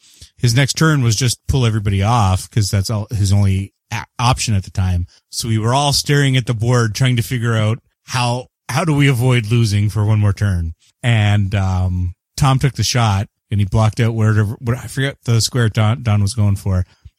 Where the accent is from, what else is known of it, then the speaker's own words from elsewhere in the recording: Canada; And I am the Canadian.